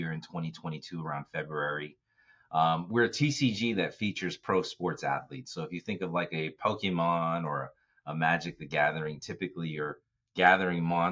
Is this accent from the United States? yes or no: yes; Bay Area, California, United States; I'm from the Bay Area